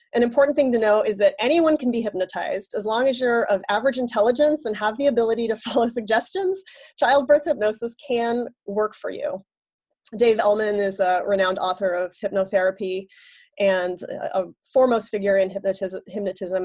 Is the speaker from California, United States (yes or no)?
yes; San Francisco Bay Area, California, United States; moved away as an adult; now in Boston, United States; I'm originally from the San Francisco Bay Area, but I've called the Boston area home for the last seven years